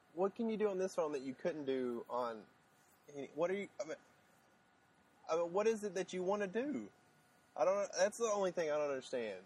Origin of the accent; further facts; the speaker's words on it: Arkansas, United States; we're both from Arkansas. I'm actually in Little Rock, Arkansas, right now